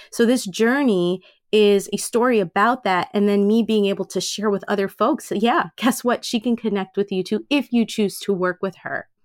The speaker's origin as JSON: {"language": "English", "town": "New York City", "region": "New York", "country": "United States", "tie": "born or raised there", "said": "I was born and raised in Queens, and so I'm totally Americanized"}